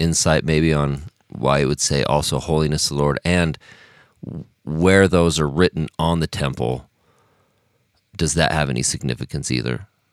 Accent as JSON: {"language": "English", "town": "Logan", "region": "Utah", "country": "United States", "tie": "born or raised there", "moved": "as an adult", "said": "I'm from Logan, even though now I've lived outside of Logan for oh my goodness, this year will be, I will have lived outside of Logan for as long as I was living in Logan in my life now."}